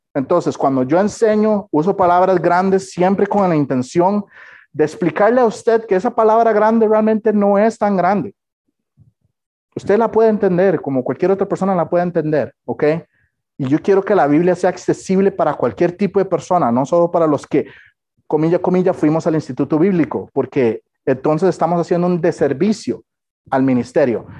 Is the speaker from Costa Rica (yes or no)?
yes; Costa Rica; yo soy tico